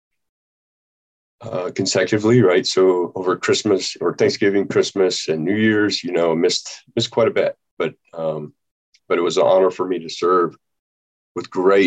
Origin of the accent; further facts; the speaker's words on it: Nebraska, United States; moved away; I was born and raised in Nebraska